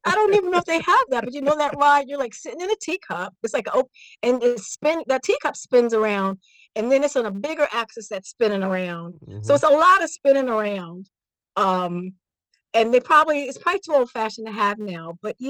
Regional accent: Washington, District of Columbia, United States; moved away as an adult; also born or lived in Belgium; now in Sweden; I know I've been to Ohio because I'm from Washington, D.C.

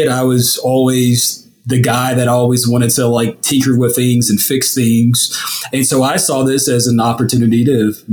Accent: St. Louis, Missouri, United States; I was born and raised in St. Louis

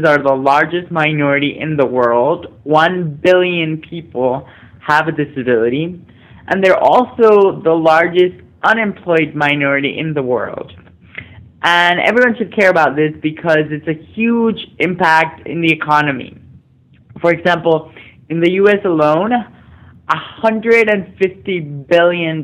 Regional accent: Mexico; I grew up in Mexico, being the only visibly disabled person in my high school

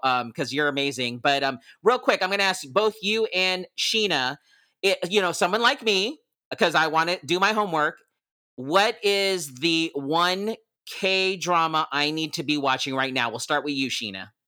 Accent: Philippines; I'm Filipino and I grew up watching P dramas or the Filipino dramas

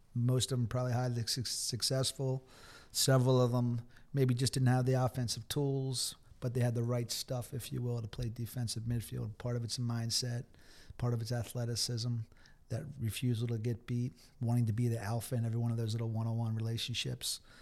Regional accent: Havertown, Pennsylvania, United States; I'm from Havertown. I went to a Catholic school

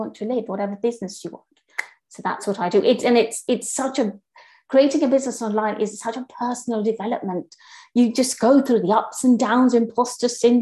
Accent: Kenya; now in United Kingdom; I grew up in Kenya

